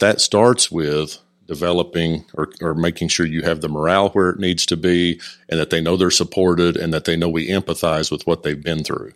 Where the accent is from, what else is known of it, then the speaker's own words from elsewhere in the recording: Stroud, Oklahoma, United States; moved away as an adult; also born or lived in College Station, Texas; now in Decatur, United States; teachers and coaches I had in my hometown of Stroud, Oklahoma